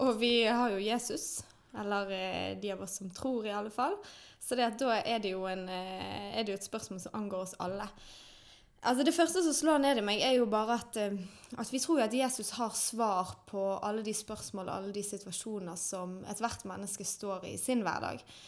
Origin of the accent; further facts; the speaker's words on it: Bergen, Vestland, Norway; er født og oppvokst i Åsane